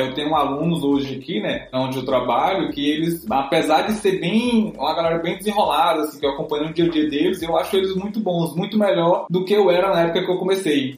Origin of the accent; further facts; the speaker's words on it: near Picos, Piauí, Brazil; moved away as an adult; also born or lived in Brasília; no campus de Picos, que é aqui mesmo na, na cidade próxima de onde eu nasci, onde eu me criei